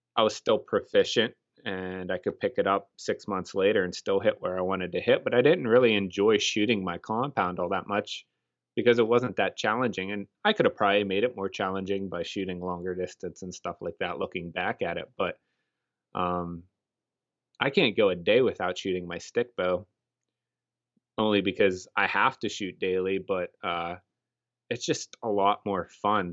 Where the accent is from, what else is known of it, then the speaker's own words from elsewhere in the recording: Punxsutawney, Pennsylvania, United States; we're from Pennsylvania, uh, specifically Punxsutawney, Pennsylvania, the home of the groundhog